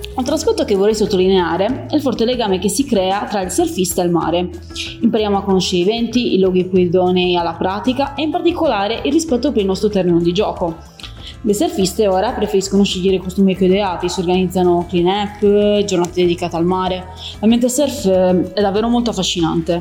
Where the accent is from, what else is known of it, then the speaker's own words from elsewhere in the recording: Cagliari, Sardinia, Italy; now in Taranto, Italy; sono sport leader fitness nello store di Taranto, ma nata e cresciuta a Cagliari, in Sardegna